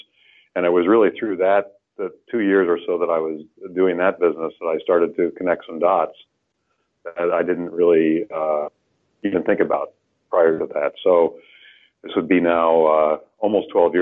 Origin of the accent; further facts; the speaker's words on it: Illinois, United States; I grew up in Illinois where everything was black dirt